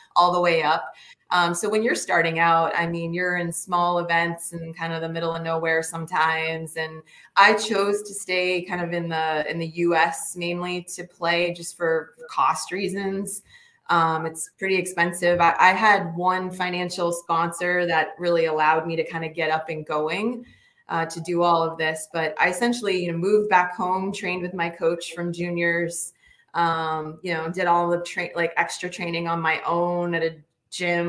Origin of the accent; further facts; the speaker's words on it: Northeast, United States; also born or lived in Michigan; I'm from the Northeast